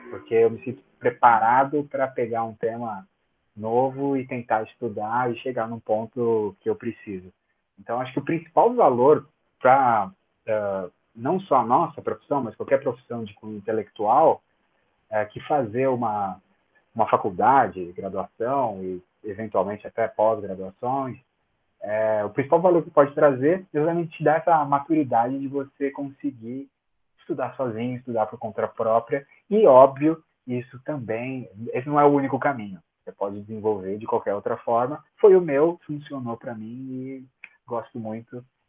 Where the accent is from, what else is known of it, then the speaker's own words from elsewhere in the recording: São Paulo, Brazil; eu sou de São Paulo